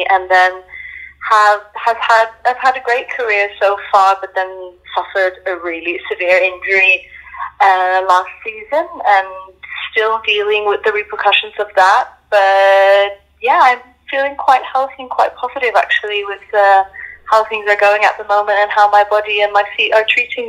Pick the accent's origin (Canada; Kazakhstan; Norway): Norway; moved away as an adult; also born or lived in Scandinavia; now in Monaco; I'm Norwegian and Spanish. That doesn't really matter. But, yeah, born and raised in Norway, danced in Scandinavia for a couple of years, or more than that, actually, almost 10. And then I found my way to the ballet in Monaco 5 years ago, actually.